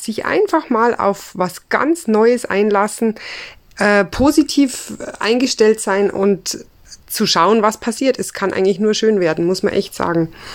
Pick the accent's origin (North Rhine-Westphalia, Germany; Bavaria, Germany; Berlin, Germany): Bavaria, Germany; Ammersee; ich komme aus Einried. das liegt am schönen Ammersee in Bayern